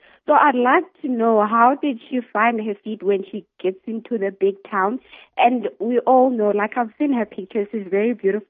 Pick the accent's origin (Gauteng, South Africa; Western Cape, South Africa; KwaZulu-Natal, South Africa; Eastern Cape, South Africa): Eastern Cape, South Africa; Mount Frere; moved away; Myself, I'm from a small town in Eastern Cape in Mount Frey.